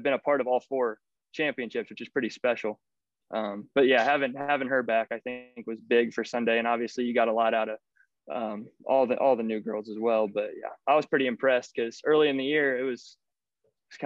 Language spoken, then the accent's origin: English; area near Eastern Illinois University, United States; also born or lived in St. Louis; this is my hometown D1. I mean, this is D1 for our area. Illinois is 45 minutes from our house